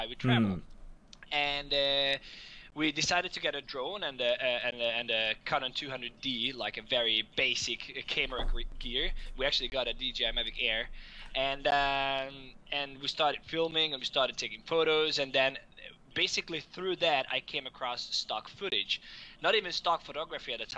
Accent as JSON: {"language": "English", "country": "Hungary", "also_born_or_lived": "Denmark", "moved": "as an adult", "said": "I'm from Hungary originally, and after finishing high school, I went to university in Denmark"}